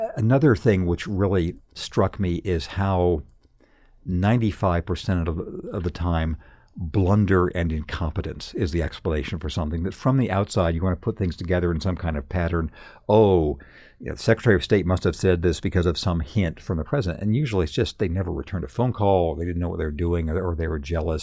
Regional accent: Redlands, California, United States; moved away; my hometown of Redlands, California, when I was a kid

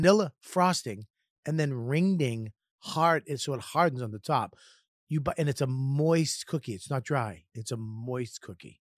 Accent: Boston, Massachusetts, United States; also born or lived in Lynn, Massachusetts; I grew up in Boston in the city

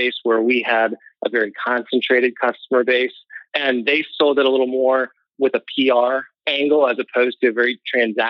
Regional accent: Missouri, United States; also born or lived in San Diego; Missouri, where we're all from

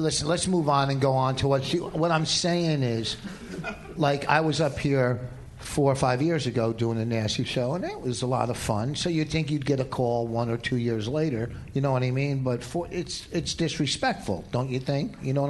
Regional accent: Canada; Hey, I'm Canadian, but you know, for me

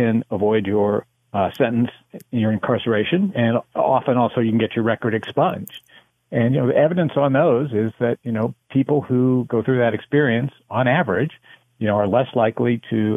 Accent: United States; I am American, but I've been spending time in Canada.

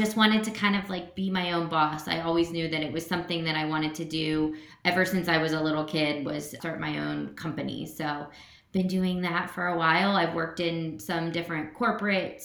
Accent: Cincinnati, Ohio, United States; moved away as an adult; now in Columbus, United States; I grew up in Cincinnati

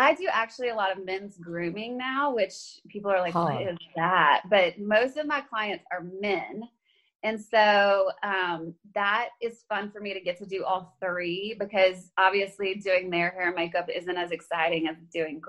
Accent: Baton Rouge, Louisiana, United States; moved away as an adult; now in Nashville, United States; I am from Louisiana originally. And so I lived in Baton Rouge all the way through college

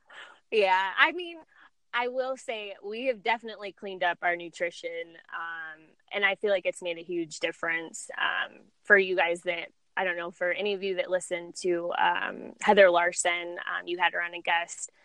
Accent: San Diego, California, United States; moved away as an adult; also born or lived in Chicago; I was born and raised in San Diego, and I really hadn't ever left um, the area until I moved to Chicago

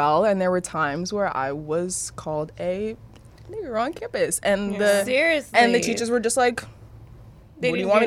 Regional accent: Los Angeles, California, United States; born and raised

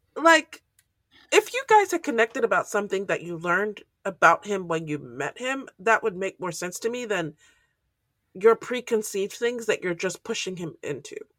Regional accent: Nigeria; I'm Nigerian

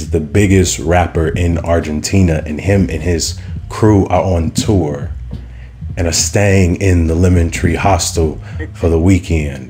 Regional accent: Chicago, Illinois, United States; I was from Chicago

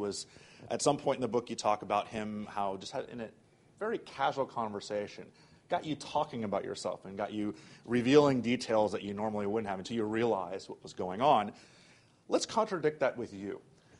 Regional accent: New York, United States; Part of that is being a New Yorker.

